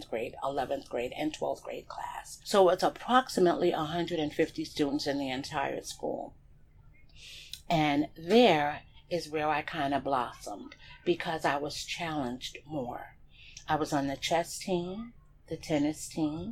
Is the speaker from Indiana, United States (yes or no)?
no; New York City, New York, United States; also born or lived in Bronx, New York / New Jersey / Denver; I grew up on Gates Avenue.